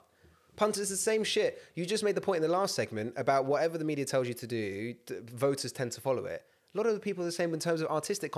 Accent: United Kingdom; I'll stand in a queue because I'm British.

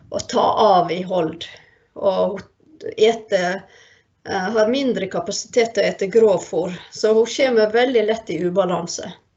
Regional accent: Førde, Vestland, Norway; moved away; jeg er fra Førde

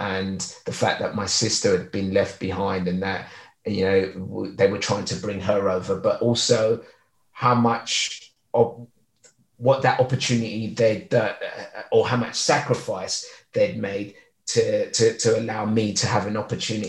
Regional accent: London, United Kingdom; also born or lived in Lagos, Nigeria; growing up in East London, I came over in 1976

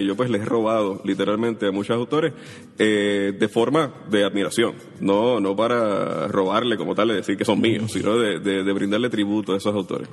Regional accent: Puerto Rico; also born or lived in Mayagüez; yo nací en 1981, crecí en Caimito

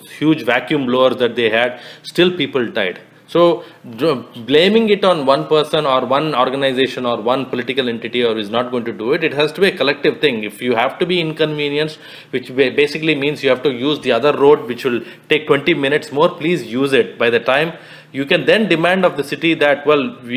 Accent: Hyderabad, Telangana, India; As a Telugu who loves both these states equally, I've been born and raised in Hyderabad, but I come from the Andhra Pradesh

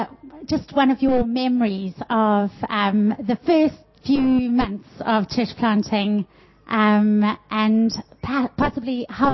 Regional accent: South Africa; moved away as an adult; also born or lived in Bishop's Stortford, England / London, England; now in Vancouver, Canada; we are from South Africa originally, and we lived in England for 15 years in Bishop Stortford, which is about just south of Cambridge

